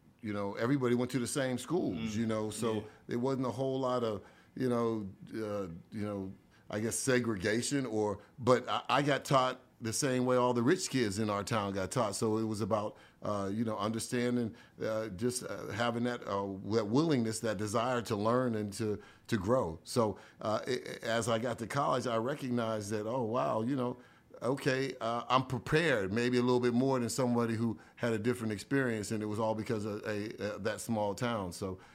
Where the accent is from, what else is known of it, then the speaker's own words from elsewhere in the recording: East Liverpool, Ohio, United States; Small town, very humble beginnings. You know, I lived basically with a lot of my family